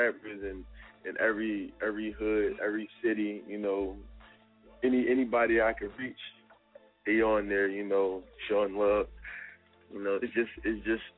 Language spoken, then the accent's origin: English; Philadelphia, Pennsylvania, United States; I'm from Southside, South Philly, all day. Reed Street, 22nd and Reed